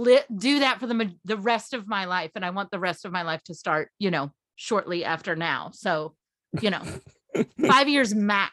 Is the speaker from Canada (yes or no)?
no; Kentucky, United States; I'm from Kentucky.